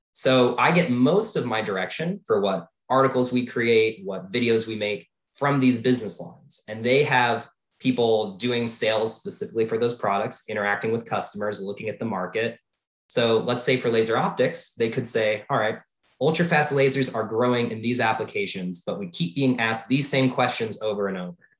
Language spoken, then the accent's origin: English; Tucson, Arizona, United States; I grew up in Tucson, Arizona